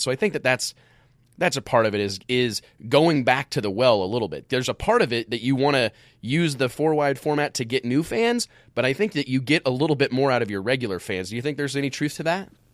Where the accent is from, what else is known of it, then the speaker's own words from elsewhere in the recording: Midwest, United States; growing up in the Midwest